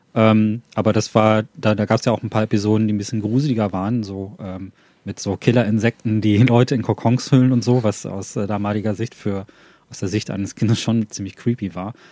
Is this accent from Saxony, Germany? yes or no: no; Ruhr area, North Rhine-Westphalia, Germany; ich komme aus dem Ruhrpott, da gibt es viel von solchen alten Anlagen